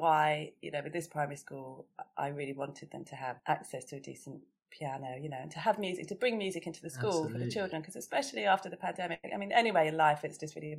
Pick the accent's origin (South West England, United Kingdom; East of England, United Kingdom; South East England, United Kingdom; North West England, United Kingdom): South East England, United Kingdom; Chichester; moved away; also born or lived in Mill Hill, London; Yeah, I went to primary school down in Sussex. That's where I was born. I'm from Chichester, West Sussex. And I went to school in this brilliant primary school, Bosham.